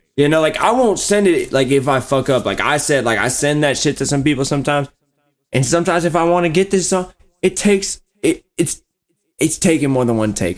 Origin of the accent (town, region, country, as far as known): Warsaw, Indiana, United States; born or raised there; moved away